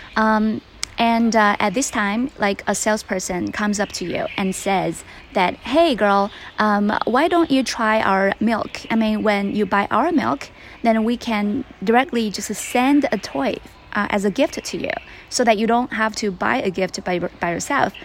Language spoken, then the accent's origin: English; Sichuan, China; now in Beijing, China; I am back in my hometown in Sichuan